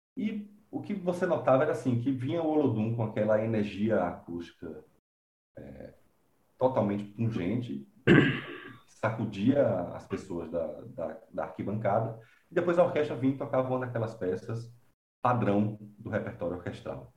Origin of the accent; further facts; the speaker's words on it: Conceição do Coité, Bahia, Brazil; also born or lived in Salvador, Bahia; eu nasci na capital da Bahia, em Salvador, mas fui criado no interior